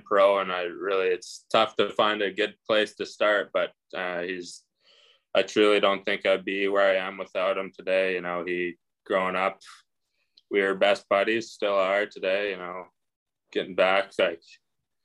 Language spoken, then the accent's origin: English; Regina, Saskatchewan, Canada; growing up in Regina